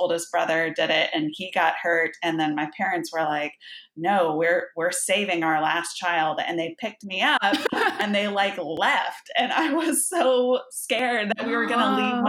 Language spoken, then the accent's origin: English; Houston, Texas, United States; also born or lived in Baytown, Texas; So I grew up on the Gulf Coast of Texas. We moved around a little bit, but we were mostly in suburbs of Houston.